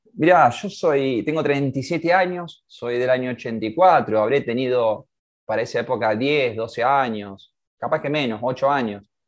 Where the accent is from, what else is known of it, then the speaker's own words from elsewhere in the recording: Argentina; nos toca como argentinos